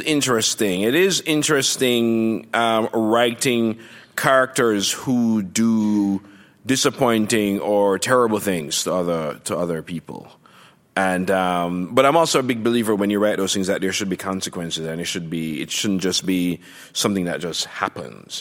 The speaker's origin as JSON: {"language": "English", "country": "Jamaica", "tie": "born or raised there", "moved": "as an adult", "lives_now": "United States", "said": "growing up in Jamaica"}